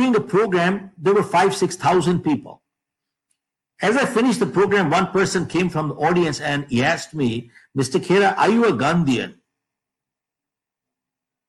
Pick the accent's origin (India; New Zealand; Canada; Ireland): India; moved away as an adult; now in United States; I've been living in the US for the past 45 years, but I'm an Indian.